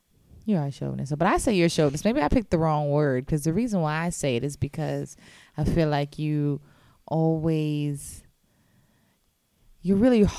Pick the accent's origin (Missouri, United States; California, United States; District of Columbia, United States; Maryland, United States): California, United States; I grew up in California